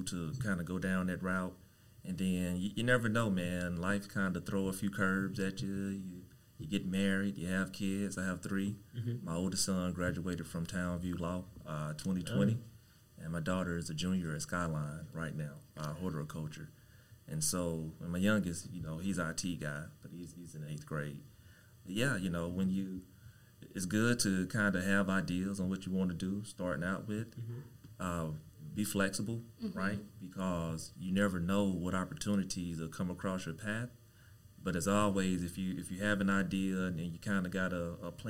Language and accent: English; Kosciusko, Mississippi, United States; now in Dallas, United States; I am from a good old state of Mississippi